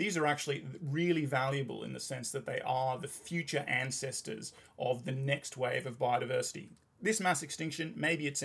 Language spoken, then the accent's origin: English; England, United Kingdom; when I was growing up in England